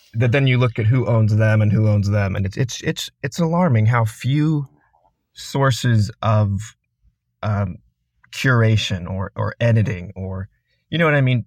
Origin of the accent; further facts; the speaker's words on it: Sandy, Utah, United States; I grew up in Sandy, Utah. It's a suburb of Salt Lake City